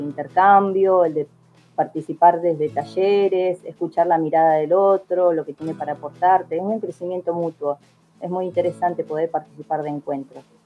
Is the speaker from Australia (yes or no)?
no; Viedma, Río Negro, Argentina; moved away as an adult; also born or lived in Fiske Menuco (General Roca), Río Negro; now in General Roca, Argentina; soy allá de Vierma, de la comarca Vierma Patagones